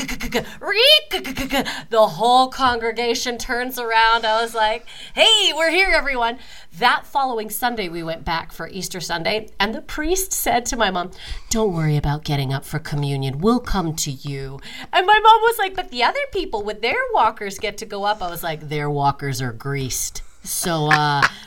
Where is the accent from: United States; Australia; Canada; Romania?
Canada; Calgary, Alberta; moved away; now I'm in my hometown, Calgary